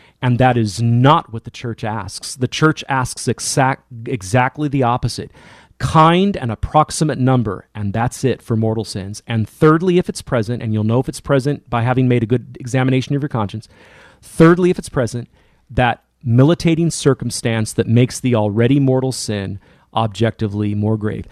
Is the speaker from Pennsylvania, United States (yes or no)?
no; California, United States; my home state of California